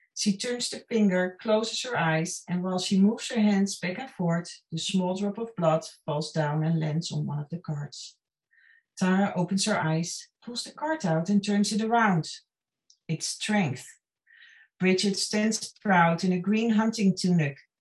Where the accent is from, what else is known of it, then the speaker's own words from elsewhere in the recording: Netherlands; moved away as an adult; also born or lived in Los Angeles area, California, United States / New Orleans, United States; now in Ireland; I'm originally from the Netherlands, and uh, uh, I went to film school and worked in the film industry there